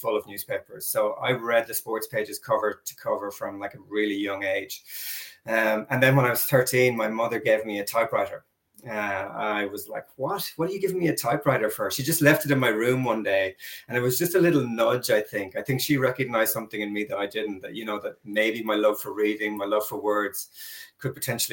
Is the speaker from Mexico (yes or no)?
no; Ireland; moved away as an adult; now in New Zealand; I went back to my hometown and I begged the editor of the local paper to give me a shot at being a sports reporter